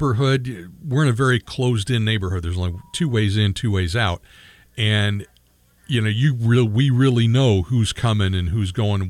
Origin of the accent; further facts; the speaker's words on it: Michigan, United States; And the town I grew up in Michigan, I think they did that too